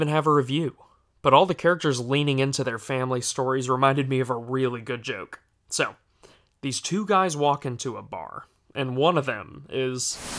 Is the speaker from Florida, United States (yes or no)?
yes; Florida, United States; You see, we're both from Florida, which explains...